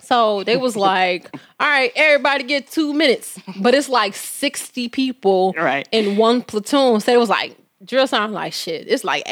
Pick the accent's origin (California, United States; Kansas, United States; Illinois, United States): Illinois, United States; Chicago; I'm from Chicago